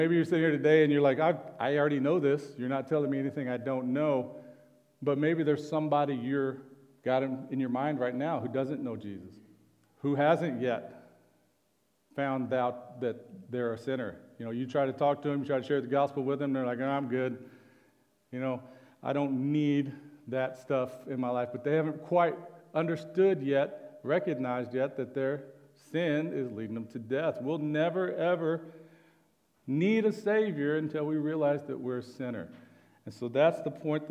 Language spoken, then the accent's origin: English; Oklahoma, United States; I'm from Oklahoma